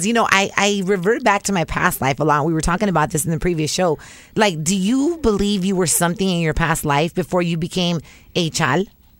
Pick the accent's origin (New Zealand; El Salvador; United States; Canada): El Salvador; I'm not Mexican. I'm Salvadorian. I'm Central American.